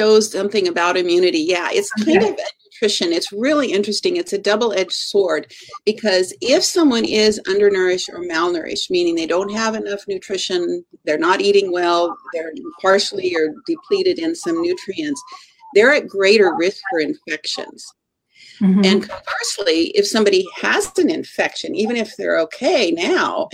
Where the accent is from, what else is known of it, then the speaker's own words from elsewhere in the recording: Eastern Washington, United States; I grew up in Eastern Washington, and my father was a scientist at Hanford